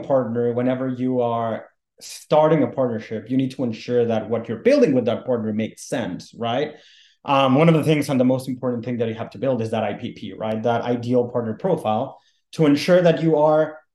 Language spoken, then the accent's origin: English; Mexico City, Mexico; moved away as an adult; also born or lived in North Carolina, United States; now in United States; I'm originally from Mexico City and I worked in telecom for a while